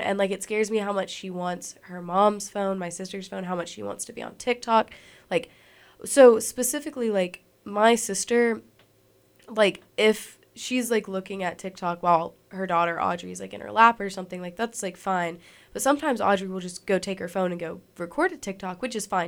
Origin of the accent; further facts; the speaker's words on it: Alabama, United States; being, like, a little artist in Alabama